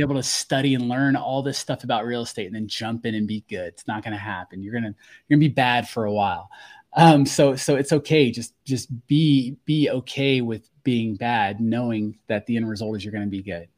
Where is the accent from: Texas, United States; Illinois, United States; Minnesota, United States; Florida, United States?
Florida, United States; Fort Walton Beach; I grew up in Fort Walton Beach, Florida